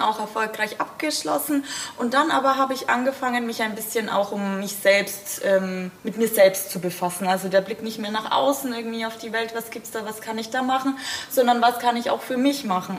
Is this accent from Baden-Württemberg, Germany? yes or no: no; Bamberg, Bavaria, Germany; ich komme auch aus Bamberg